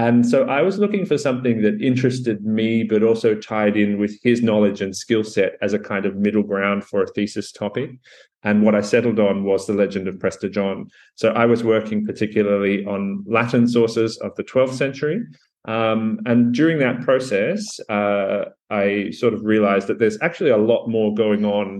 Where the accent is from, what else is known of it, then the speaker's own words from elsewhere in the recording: Sydney, New South Wales, Australia; I'm an Australian medievalist, 35 years of age, if that's relevant. I suppose it is. I grew up in Sydney